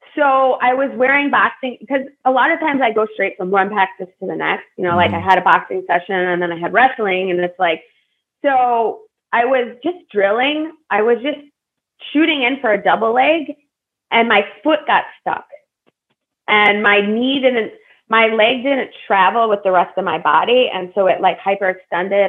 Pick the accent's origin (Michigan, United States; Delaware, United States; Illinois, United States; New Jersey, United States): Illinois, United States; Buffalo Grove; I grew up in Buffalo Grove, Illinois. So it's a suburb right right outside of Chicago